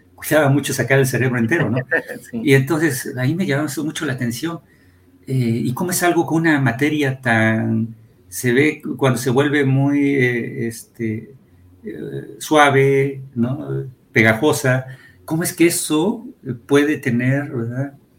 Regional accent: Atlixco, Puebla, Mexico; also born or lived in Mexico City; yo nací en el Distrito Federal, pero viví mi niñez allá en, en Atlisco

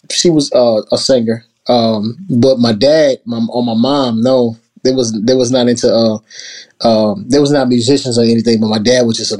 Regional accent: New Orleans, Louisiana, United States; moved away as an adult; now in Atlanta, United States; growing up in New Orleans

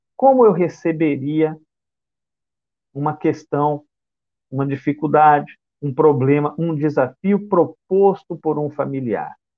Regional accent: Bauru, São Paulo, Brazil; now in Salvador, Brazil; eu resido em Salvador, mas eu sou do interior do estado de São Paulo, da cidade de Bauru

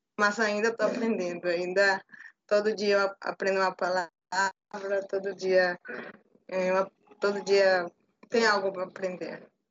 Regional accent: Peru; Portuguese is a second language; now in Bahia, Brazil; sou peruana, morada no Brasil já há um tempo

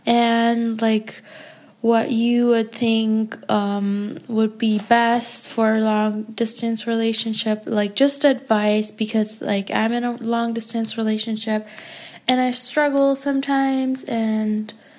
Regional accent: Germany; I'm from Germany and I'm 20 years old.

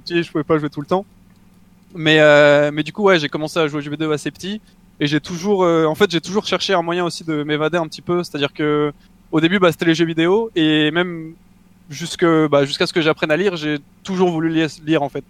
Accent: Mougins, Provence-Alpes-Côte d'Azur, France; je viens de exactement de Mougins, donc c'est une petite ville à côté de Cannes

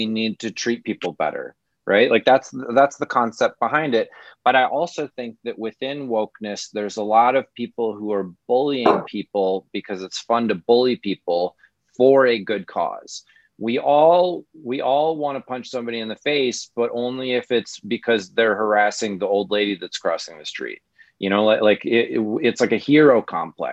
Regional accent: Midwest, United States; I'm from the Midwest

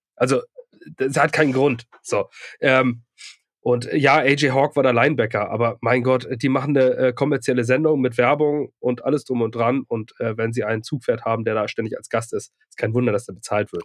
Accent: Lübeck, Schleswig-Holstein, Germany; now in Ratzeburg, Germany; ich komme ursprünglich aus Lübeck und ähm, also aus dem nördlichen Lübeck

